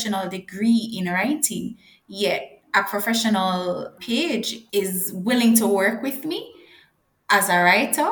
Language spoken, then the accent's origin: English; Jamaica; I'm a Jamaican living in Jamaica